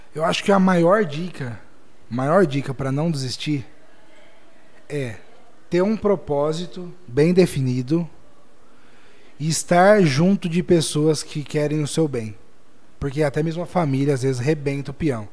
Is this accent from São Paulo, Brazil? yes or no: yes; Jaú, São Paulo, Brazil; nós somos de Jaú